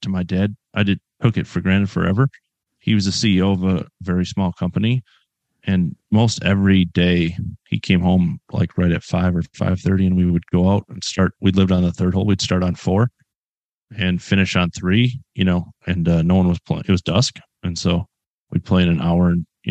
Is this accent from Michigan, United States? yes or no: yes; Northern Michigan, United States; We lived on the city course where I grew up in Northern Michigan